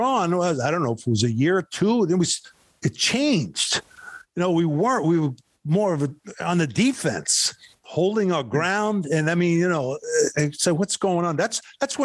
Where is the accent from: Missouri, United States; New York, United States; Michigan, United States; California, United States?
New York, United States; New York City; I was born in Brooklyn, New York